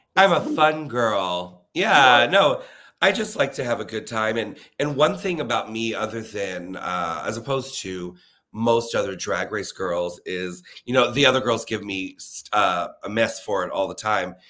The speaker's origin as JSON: {"language": "English", "town": "Leesburg", "region": "Florida", "country": "United States", "moved": "yes", "lives_now": "Orlando, United States", "said": "I'm from Leesburg, Florida, which is an hour north of Orlando"}